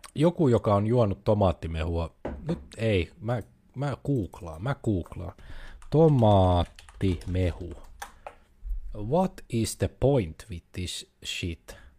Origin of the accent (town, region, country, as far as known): Finland